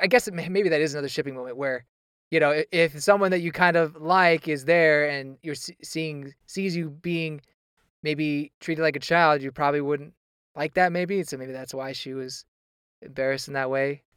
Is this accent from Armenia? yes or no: no; United States; accent: American English; as an American